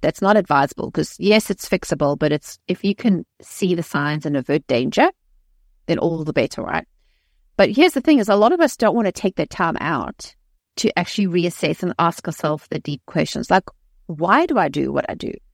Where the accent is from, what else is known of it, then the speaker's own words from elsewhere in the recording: South Africa; moved away; I was raised in South Africa, um, in a, in a modern society